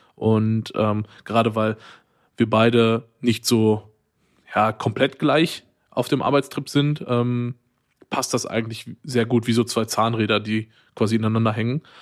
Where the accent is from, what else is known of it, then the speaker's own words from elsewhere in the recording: Waltrop, North Rhine-Westphalia, Germany; moved away as an adult; now in Cologne, Germany; ich komme ja eigentlich aus Waldrop, das ist neben Dortmund und studiere aber in Köln und wohne hier auch.